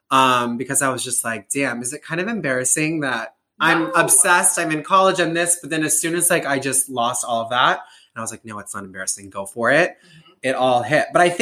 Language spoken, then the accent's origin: English; Nebraska, United States; I'm from Nebraska. Gay